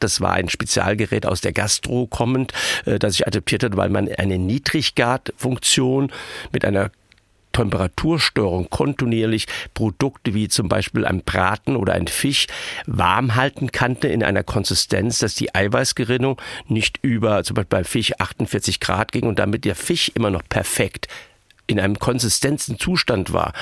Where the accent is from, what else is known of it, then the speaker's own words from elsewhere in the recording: Hunsrück, Rhineland-Palatinate, Germany; moved away; Wenn Sie im Hunsrück groß werden, am Rande dieser Region und in den Milieus groß geworden bin, wo ich groß geworden bin